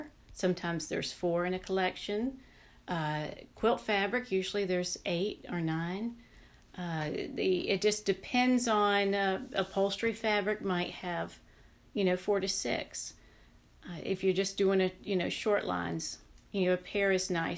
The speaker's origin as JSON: {"language": "English", "region": "the South", "country": "United States", "tie": "born or raised there", "said": "Growing up in the South"}